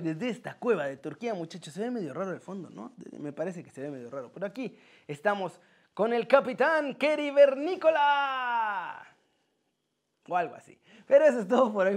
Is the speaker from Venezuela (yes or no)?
no; Mexico